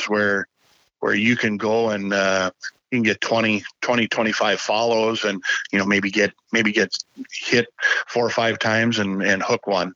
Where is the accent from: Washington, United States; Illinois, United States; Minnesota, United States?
Minnesota, United States; Shakopee; also born or lived in Grand Rapids, Minnesota; I grew up in Shakopee, Shakopee, Minnesota